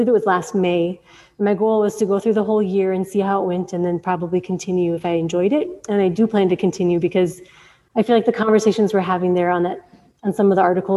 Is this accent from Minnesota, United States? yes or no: yes; Minneapolis, Minnesota, United States; moved away as an adult; also born or lived in Somaliland; now in Djibouti; I'm from Minneapolis. And so I moved from the suburbs of Minnesota to Somaliland